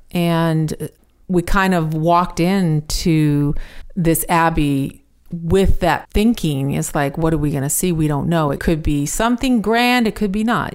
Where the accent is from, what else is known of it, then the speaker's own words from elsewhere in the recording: United States; I'm American